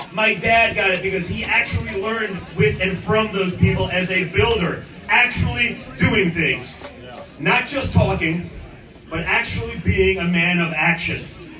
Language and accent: English; New York, United States; but I'm from New York